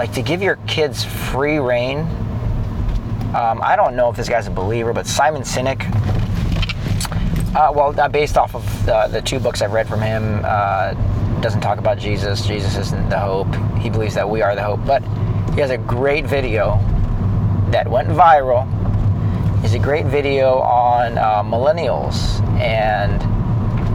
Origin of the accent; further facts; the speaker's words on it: San Clemente, California, United States; we grew up in San Clemente, California.